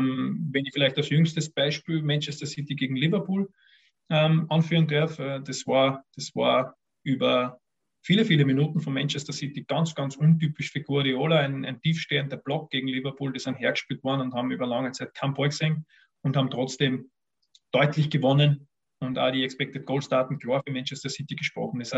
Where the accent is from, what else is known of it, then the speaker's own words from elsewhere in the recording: Vienna, Austria; Ich bin ein Wiener und in, Wiener, in Wien hast du eben, wenn du Fußball interessiert bist, zwei Möglichkeiten